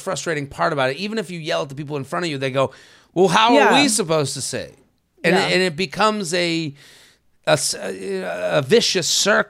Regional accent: United Kingdom; I'm a Brit, but my dad and his side of the family are French.

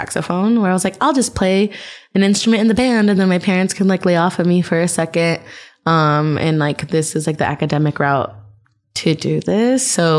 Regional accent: Whittier, California, United States; I was born in Whittier, which is like the last city of East LA. And then we ended up just moving around a ton.

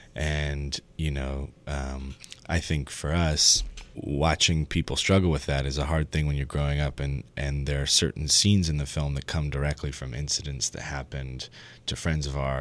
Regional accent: San Francisco, California, United States; when we were growing up in San Francisco

